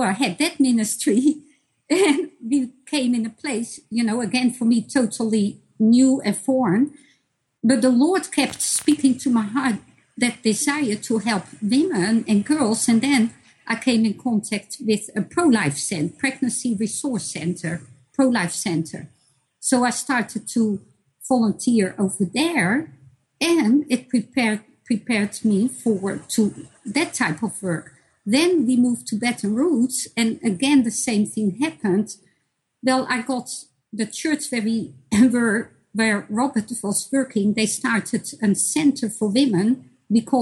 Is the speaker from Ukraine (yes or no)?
no; Netherlands; moved away as an adult; also born or lived in Bosnia and Herzegovina; now in United States; when we moved from Bosnia to the Netherlands